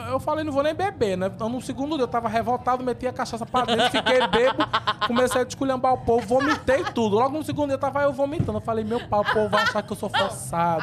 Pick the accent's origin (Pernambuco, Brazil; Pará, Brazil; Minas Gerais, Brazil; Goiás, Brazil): Pernambuco, Brazil; Jaboatão dos Guararapes; moved away as an adult; also born or lived in São Paulo / Rio de Janeiro; Nasci em Jaboatão dos Guararapes, 14 de julho de 91. E cresci lá em Jabotão também